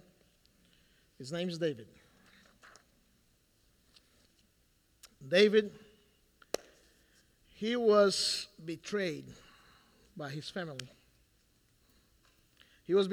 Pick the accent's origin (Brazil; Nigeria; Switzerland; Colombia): Brazil; moved away; I'm Brazilian